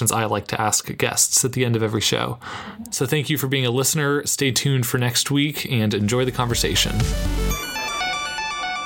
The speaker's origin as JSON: {"language": "English", "town": "Davis", "region": "California", "country": "United States", "tie": "born or raised there", "also_born_or_lived": "San Francisco, California", "said": "Then we moved to Davis, California, which is just about an hour and a half or 2 hours away from here, from Santa Clara. And that's where I went to school, where I grew up"}